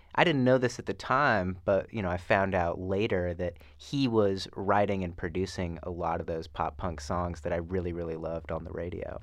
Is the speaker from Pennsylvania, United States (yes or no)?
no; Fresno, California, United States; moved away as an adult; also born or lived in Los Angeles; Fresno, my hometown